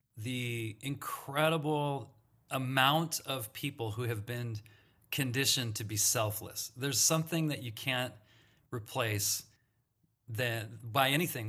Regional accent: Santa Monica, California, United States; I grew up in Santa Monica, California

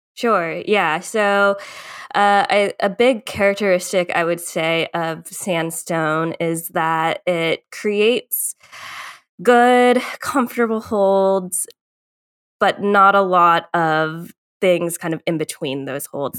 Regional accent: Northern Virginia, United States; moved away as an adult; also born or lived in Colorado; now in Chattanooga, United States; I grew up in Northern Virginia

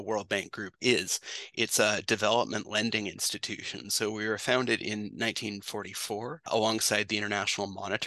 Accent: British Columbia, Canada; moved away as an adult; also born or lived in Ontario; I'm from British Columbia originally, and I went to Western for business

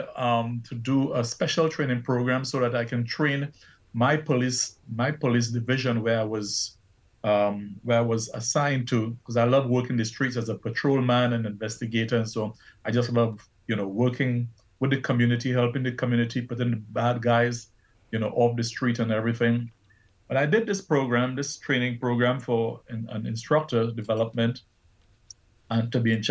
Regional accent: Trinidad & Tobago; moved away; I was born in Trinidad and Tobago and raised up by my grandparents and my mom

